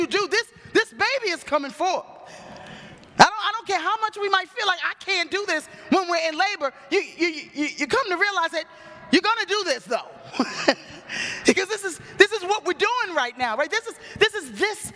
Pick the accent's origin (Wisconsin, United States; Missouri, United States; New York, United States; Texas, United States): New York, United States; New York City; I grew up in New York City. My dad worked in the Village. I lived on the Forgotten Borough, Staten Island